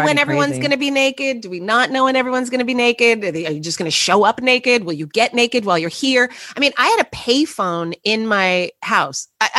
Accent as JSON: {"language": "English", "town": "Los Angeles", "region": "California", "country": "United States", "tie": "born or raised there", "moved": "yes", "lives_now": "New York City, United States", "said": "I grew up in Los Angeles, yes."}